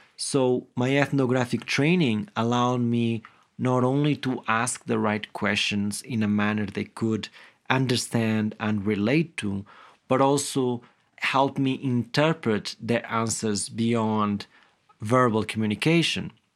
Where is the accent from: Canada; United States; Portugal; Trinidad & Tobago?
Portugal; Guimarães, Norte; I grew up in a small village in the present-day city of Guimarães, which is known to be the birthplace of Portugal.